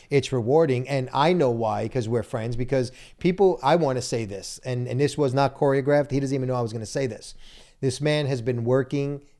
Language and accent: English; Brooklyn, New York, United States; Listen, and I'm Italian from Brooklyn.